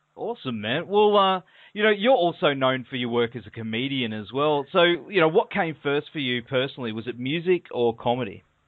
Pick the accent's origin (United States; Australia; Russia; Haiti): Australia; accent: Australian